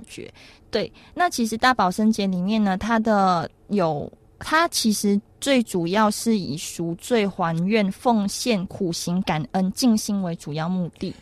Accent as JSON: {"language": "Chinese", "country": "Malaysia", "moved": "yes", "lives_now": "Taiwan", "said": "在我们马来西亚那边呢， 就是元宵节有点像是一个情人节的概念"}